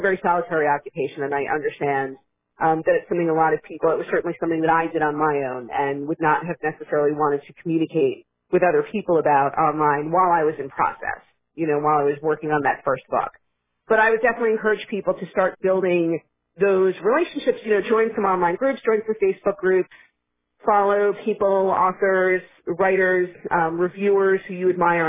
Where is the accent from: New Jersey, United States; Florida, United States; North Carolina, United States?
Florida, United States; moved away as an adult; now in New York, United States; I did grow up in Florida, but I've been living up here